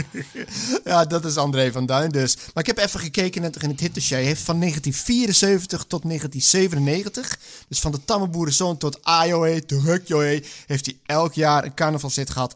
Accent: Friesland, Netherlands; Ik ben geboren in Friesland. Maar op Friesland zat ik op een Rooms-Katholieke school

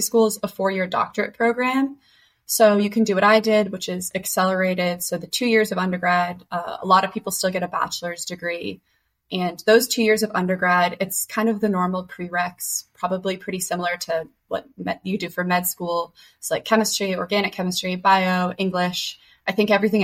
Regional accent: Boston, Massachusetts, United States; moved away as an adult; now in Pittsburgh, United States; I'm originally from Boston, but I've been at Pitt for about 5 years

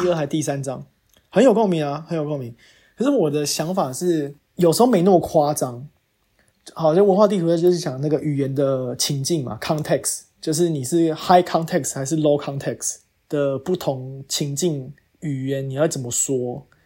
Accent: Taiwan; moved away as an adult; now in United States; 我是台湾人，但我在美国，然后在做工作

